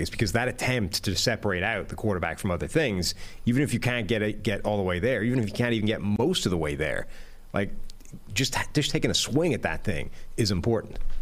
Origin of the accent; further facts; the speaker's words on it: Ireland; moved away; as an Irishman displaced to a foreign country